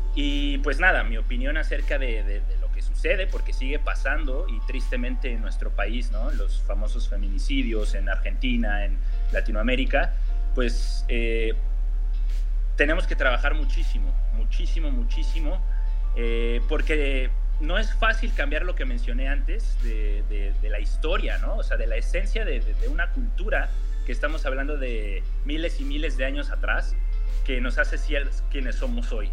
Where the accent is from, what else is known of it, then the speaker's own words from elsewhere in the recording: Mexico; moved away as an adult; now in Sweden; mi país